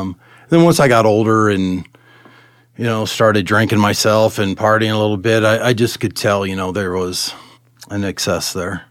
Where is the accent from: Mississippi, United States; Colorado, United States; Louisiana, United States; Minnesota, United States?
Colorado, United States; Arvada; also born or lived in California; We, uh, we moved here in nineteen seventy-two. I was ten. We, we settled in Arvada and, um, went to Arvada High School